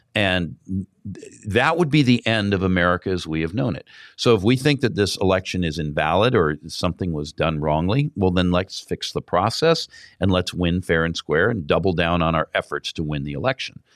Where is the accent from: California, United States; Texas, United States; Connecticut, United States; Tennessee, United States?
California, United States; I come from California